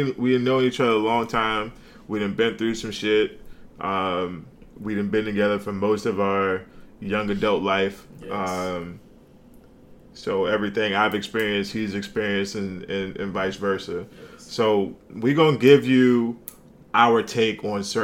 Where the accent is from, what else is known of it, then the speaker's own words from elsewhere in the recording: Richmond, Virginia, United States; now in Hampton, United States; I'm from Richmond. I live down here in Hampton now